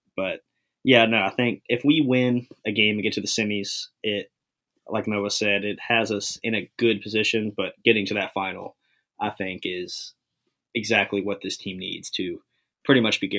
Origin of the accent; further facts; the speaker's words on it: Richmond, Virginia, United States; growing up in Richmond, lived here my whole life.